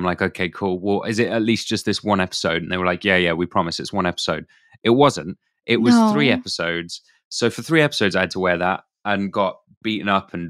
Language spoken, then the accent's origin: English; United Kingdom; I am British.